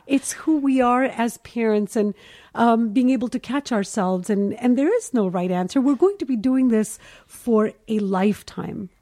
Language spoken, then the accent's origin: English; Kuwait; moved away as an adult; now in Los Angeles, United States; I'm Indian, obviously. So I was born and raised in Kuwait